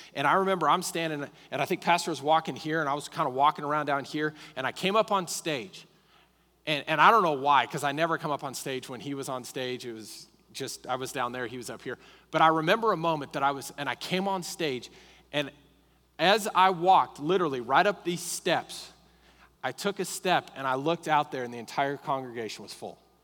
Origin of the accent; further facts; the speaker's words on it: Colorado, United States; now in Lubbock, United States; I grew up in Colorado